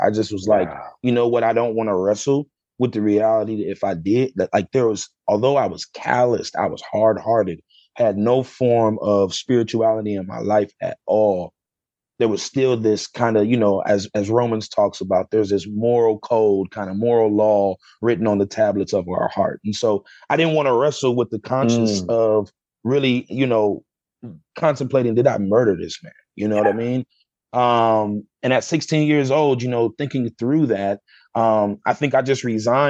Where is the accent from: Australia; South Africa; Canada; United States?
United States; Sandusky, Ohio; So I grew up in Sandusky, Ohio. But then I kind of hop, jump, skipped around growing up.